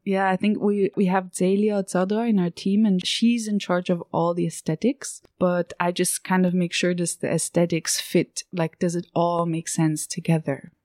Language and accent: English; Zurich, Switzerland; moved away as an adult; also born or lived in New York / Piedmont, Italy; I was born in Zurich and I was raised just outside of Zurich